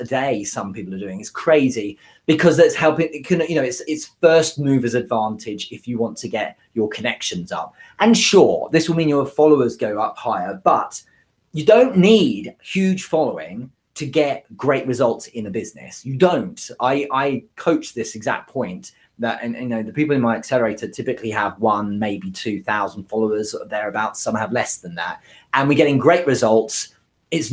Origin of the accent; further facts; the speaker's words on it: United Kingdom; I'm British